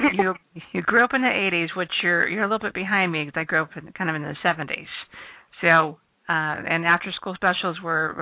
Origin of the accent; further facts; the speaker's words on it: Ohio, United States; I'm from Ohio as well